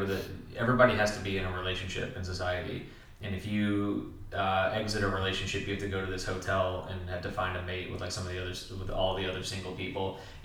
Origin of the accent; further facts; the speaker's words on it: Kentucky, United States; Yeah, because I grew up in Kentucky. I saw them all the fucking time.